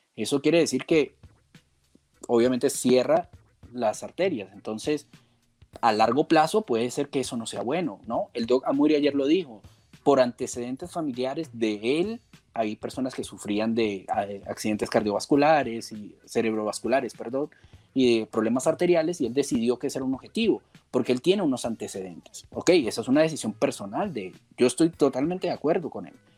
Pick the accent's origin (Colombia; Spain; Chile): Colombia; en Colombia, en mi país